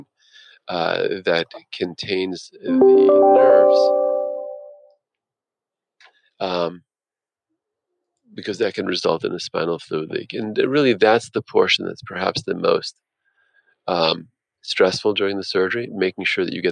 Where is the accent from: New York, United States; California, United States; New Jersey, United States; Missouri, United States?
New Jersey, United States; now in Philadelphia, United States; I grew up in North Jersey, the child of two blue-collar parents